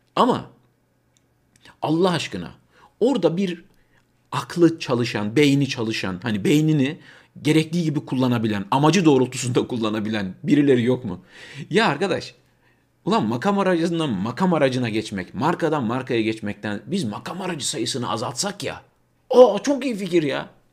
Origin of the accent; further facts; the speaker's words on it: Turkey; now in Germany; Türkler olarak burada yaşayan 4-5 milyon Türk olarak